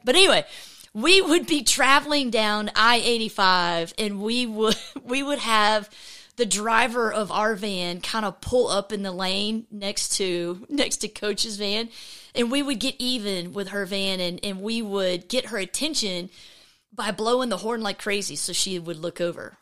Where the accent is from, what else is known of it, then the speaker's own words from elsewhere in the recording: just north of Atlanta, Georgia, United States; I grew up in Georgia, just north of Atlanta